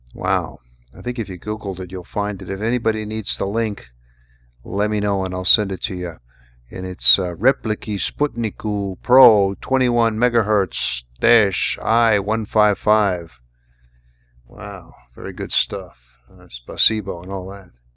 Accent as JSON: {"language": "English", "region": "New York", "country": "United States", "moved": "yes", "said": "I'm from New York, and we always had guys in the neighborhood named Dino"}